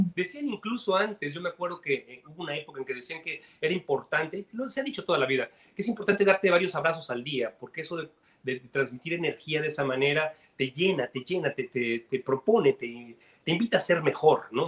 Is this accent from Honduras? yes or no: no; Mexico; now in Miami, United States; soy mexicano